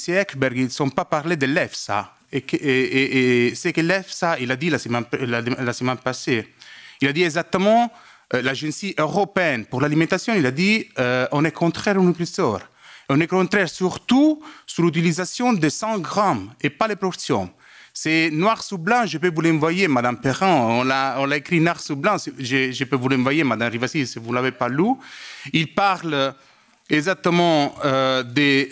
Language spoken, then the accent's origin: French; Italy; French is a second language; je suis italienne